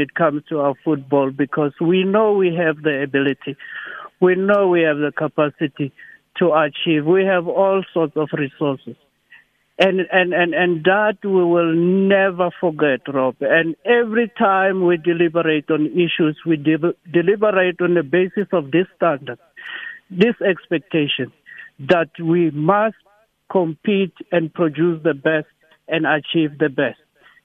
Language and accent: English; South Africa; so that we can be a united front as South Africans. We can then show our brand as South Africans